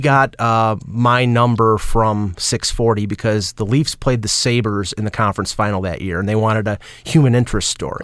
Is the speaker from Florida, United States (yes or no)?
no; Buffalo, New York, United States; accent: Buffalo; also born or lived in Cheektowaga; I was from Western New York. I had the Buffalo accent, which I can't hear.